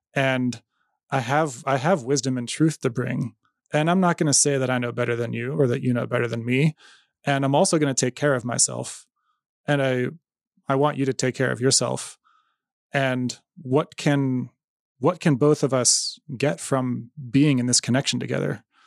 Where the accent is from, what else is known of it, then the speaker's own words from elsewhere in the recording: United States; I'm an American in Iran in two thousand fourteen.